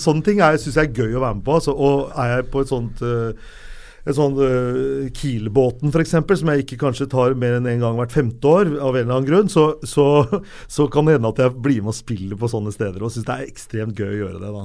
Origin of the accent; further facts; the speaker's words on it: Lørenskog, Akershus, Norway; jeg er fra Lørenskog og vokste opp med Synnøve Svabe og Johan Olav Koss